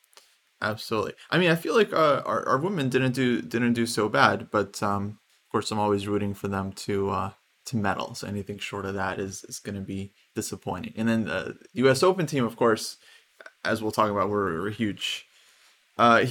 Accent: Ukraine; now in United States; Ukraine, of course. Being my home country

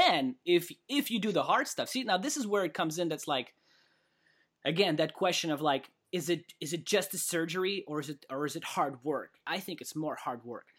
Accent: Kamchatka Krai, Russia; moved away; also born or lived in California; I was born in Kamchatka

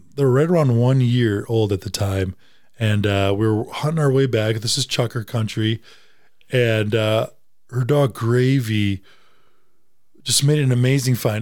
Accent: Wisconsin, United States; moved away; also born or lived in Tennessee; I'm from Wisconsin

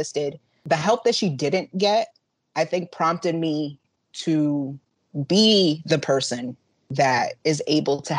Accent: Yonkers, New York, United States; I have pretty much lived in Yonkers for the majority of my life

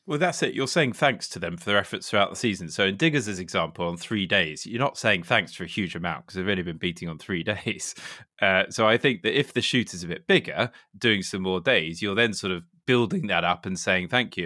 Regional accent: Suffolk, East of England, United Kingdom; I grew up in Suffolk

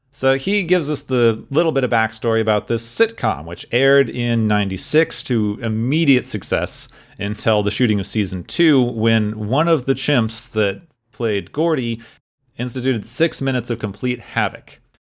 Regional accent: Arizona, United States; where I grew up in Arizona

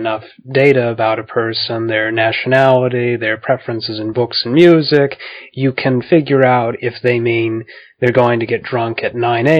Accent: United States; as an American, yes.

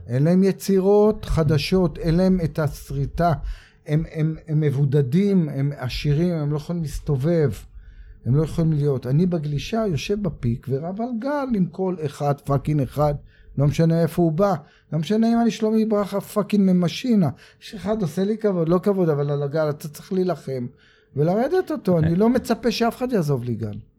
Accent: Tel Aviv, Tel Aviv District, Israel; גדלתי בדרום תל אביב ועברתי לצפון תל אביב

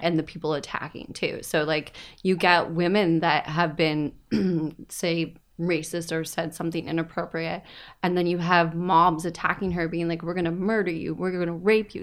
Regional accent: Woodstock, Ontario, Canada; moved away; I'm originally from Woodstock

